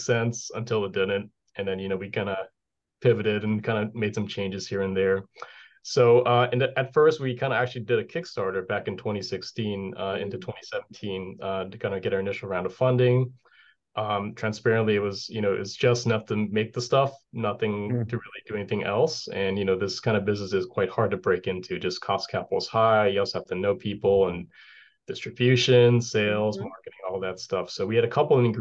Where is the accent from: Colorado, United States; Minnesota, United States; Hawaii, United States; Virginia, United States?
Hawaii, United States; moved away as an adult; also born or lived in West Coast / Boston; now in New Hampshire, United States; I'm from Hawaii. So, you know, one of those things where there's no snow